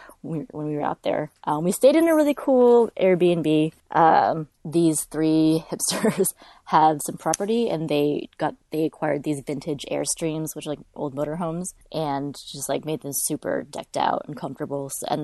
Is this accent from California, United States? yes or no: yes; California, United States; Like, I'm from California. It's a couple hours outside of this LA.